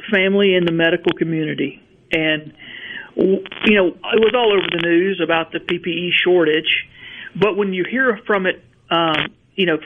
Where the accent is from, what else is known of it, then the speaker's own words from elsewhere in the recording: Verona, Mississippi, United States; I grew up in Verona, just outside of Tupelo, and my factory is about 12 miles from the house I grew up in.